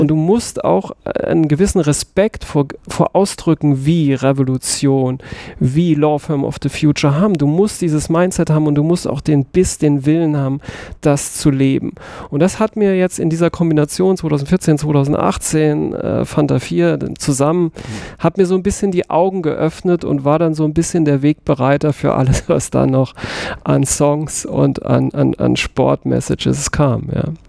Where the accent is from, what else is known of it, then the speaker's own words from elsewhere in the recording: Saarbrücken, Saarland, Germany; ich bin im Saarland geboren, in Saarbrücken. Ich bin auch wirklich, wie einige wissen, stolz darauf